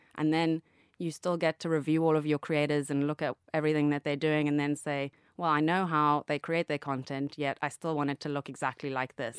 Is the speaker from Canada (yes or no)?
no; Zambia; moved away; also born or lived in Cape Town, South Africa / United Kingdom; I grew up in Zambia, obviously, and went to school in Cape Town